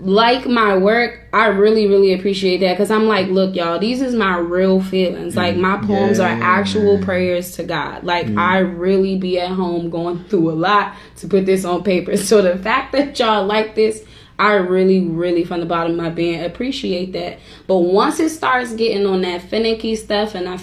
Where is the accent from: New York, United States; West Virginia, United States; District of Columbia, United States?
District of Columbia, United States; Washington; I'm from Northeast DC, and I'm just a regular small town girl